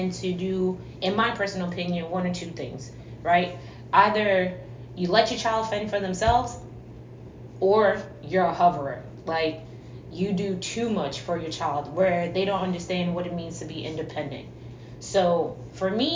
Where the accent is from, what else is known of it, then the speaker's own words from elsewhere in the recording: New York City, New York, United States; I am originally from New York City